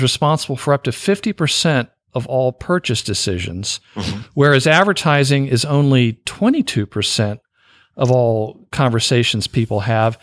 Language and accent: English; the South, United States; I'm a Southerner